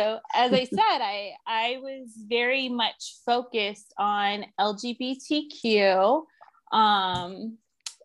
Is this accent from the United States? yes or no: yes; Phoenix, Arizona, United States; also born or lived in Florida; I was born and raised in Phoenix, Arizona. I'm still here